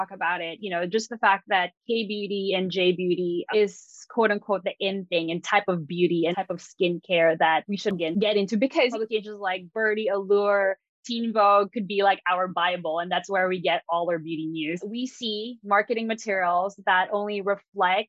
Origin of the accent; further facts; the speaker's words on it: Philippines; as a Filipina